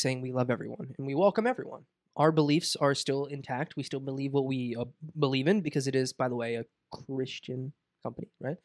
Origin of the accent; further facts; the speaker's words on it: Boca Raton, Florida, United States; I'm from Boca